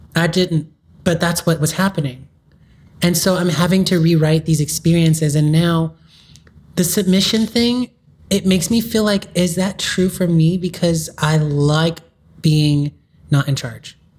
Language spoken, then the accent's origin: English; Hawthorne, California, United States; I grew up in South Bay. Okay. So Hawthorne is where lots of my schools were